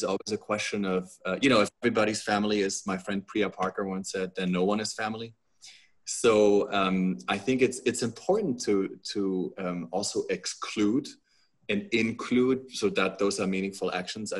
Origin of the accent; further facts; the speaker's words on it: Germany; moved away; also born or lived in United States; I am a German and an American citizen.